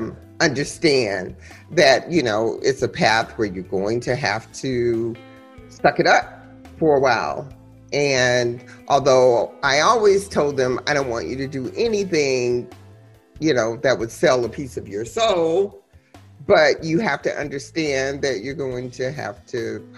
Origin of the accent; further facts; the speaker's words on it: Ann Arbor, Michigan, United States; I grew up in Ann Arbor